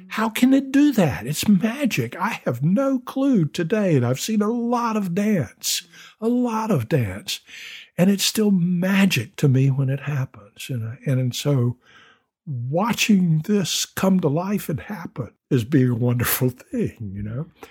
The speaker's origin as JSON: {"language": "English", "region": "the South", "country": "United States", "said": "I'm a Southerner"}